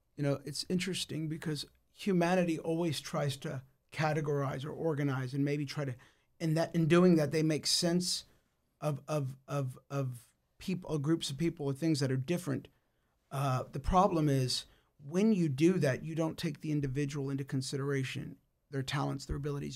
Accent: United States; I was born in the United States

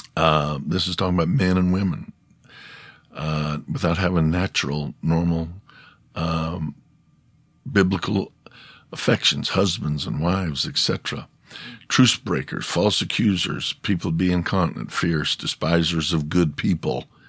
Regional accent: United States; I'm American.

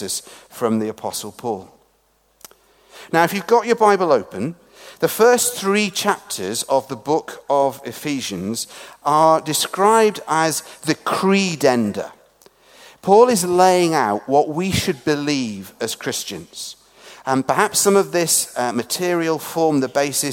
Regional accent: England, United Kingdom; moved away; also born or lived in Scotland; as an Englishman working in a Scottish Episcopal or Anglican church speaking in Northern Ireland

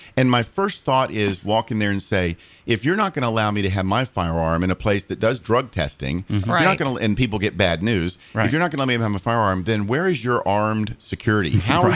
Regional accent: Daytona Beach, Florida, United States; Born and raised in Daytona.

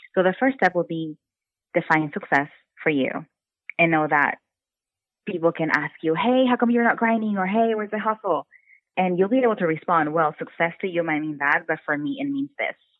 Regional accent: Brownsville, Texas, United States; moved away as an adult; also born or lived in North Carolina; now in Austin, United States; I am from Brownsville, Texas, which is a really small city in Texas. And I grew up with a really strict mom

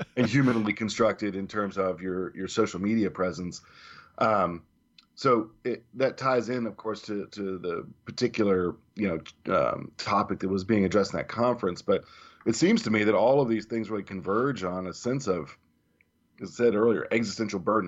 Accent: the South, United States; being a native southerner

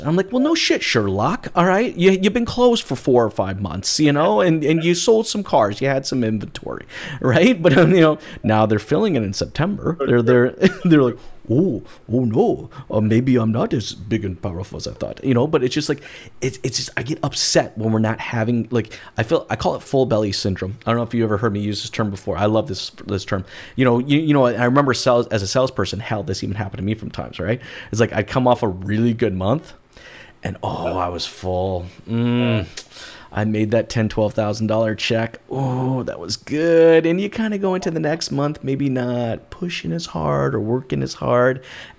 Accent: Albuquerque, New Mexico, United States; also born or lived in Boise, Idaho; Boise, Idaho. But I grew up all over the western part of the United States. Actually, if I had to call a home, I'd say Albuquerque, New Mexico, the Southwest.

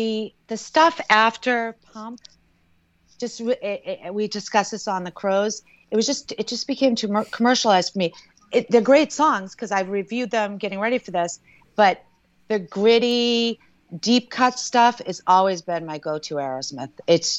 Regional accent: Natick, Massachusetts, United States; moved away; also born or lived in Connecticut-Rhode Island border; Originally, I'm from Natick, Mass.

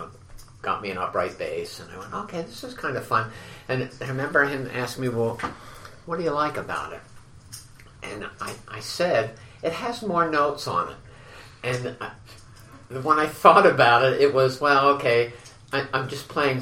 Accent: Wilmington, Delaware, United States; moved away as an adult; also born or lived in Las Vegas; I grew up in Wilmington, Delaware

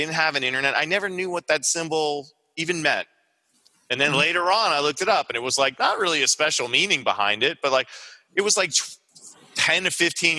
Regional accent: Long Island, New York, United States; growing up in Long Island, we had a lot of comic book shops.

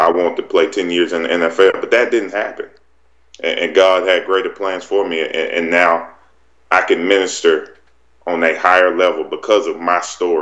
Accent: Wellford, South Carolina, United States; I grew up in Welford, Duncan area, right in the upstate of South Carolina.

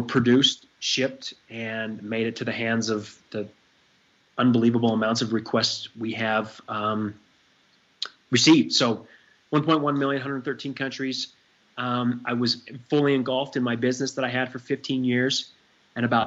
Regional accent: Salt Lake City, Utah, United States; I grew up in the Mecca of Mormonism here in Salt Lake City

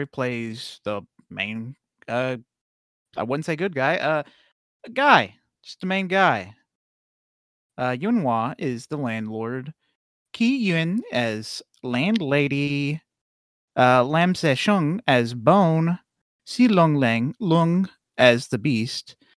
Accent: United States; I'm an American white man.

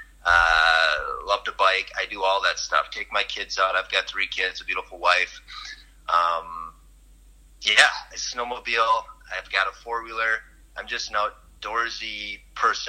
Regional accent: Ontonagon, Michigan, United States; now in Minnesota, United States; I am from the Upper Peninsula of Michigan. A very small town called Ontonagon

